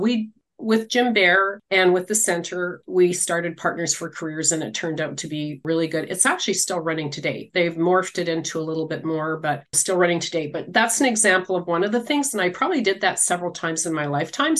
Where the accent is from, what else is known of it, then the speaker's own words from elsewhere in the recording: Regina, Saskatchewan, Canada; also born or lived in Manitoba / Winnipeg; raised in Regina in the inner city.